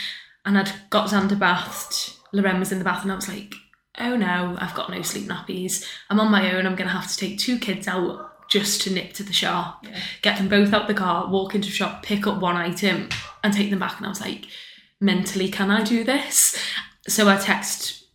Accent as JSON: {"language": "English", "town": "Crosby", "region": "North West England", "country": "United Kingdom", "also_born_or_lived": "West Derby", "said": "I am originally from Crosby, so all my family and my kind of friendship group are Crosby, Formby, Southport."}